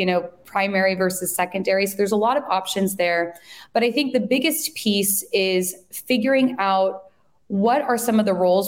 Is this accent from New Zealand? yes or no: no; San Francisco Bay Area, California, United States; I'm originally from the Bay Area, but moved to the city shortly after finishing my master's program